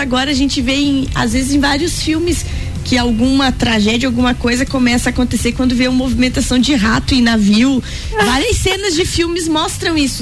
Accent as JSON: {"language": "Portuguese", "town": "Rio do Sul", "region": "Santa Catarina", "country": "Brazil", "tie": "born or raised there", "said": "Nasci em Rio do Sul"}